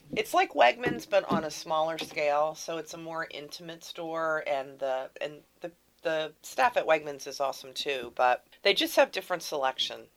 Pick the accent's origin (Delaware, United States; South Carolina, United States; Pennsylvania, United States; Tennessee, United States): Pennsylvania, United States; moved away as an adult; also born or lived in Texas; I'm from Pennsylvania.